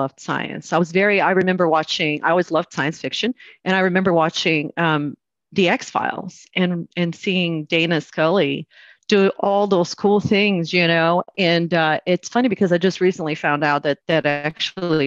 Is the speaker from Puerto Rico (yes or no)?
no; Brazil; moved away as an adult; now in United States; I am originally from Brazil. I moved to the States about 20 years ago because I got married